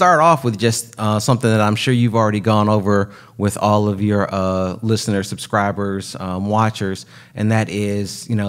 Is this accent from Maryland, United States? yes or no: no; Pontiac, Michigan, United States; But I was born and raised myself in Michigan.